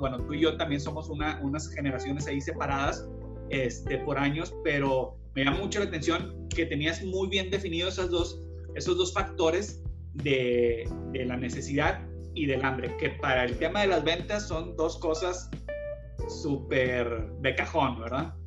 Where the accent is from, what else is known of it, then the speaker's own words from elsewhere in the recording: Mexico; also born or lived in Monterrey; somos mexicanos